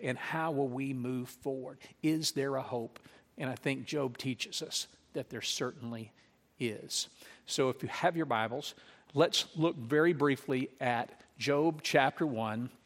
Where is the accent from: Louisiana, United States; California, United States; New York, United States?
Louisiana, United States; Lake Charles; when I grew up in Louisiana, I remember as a child and as a teenager